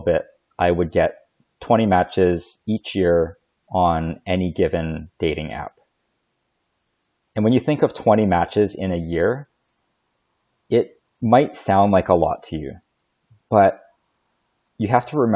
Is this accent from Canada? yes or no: yes; Canada; I know I'm Chinese, but I grew up in Canada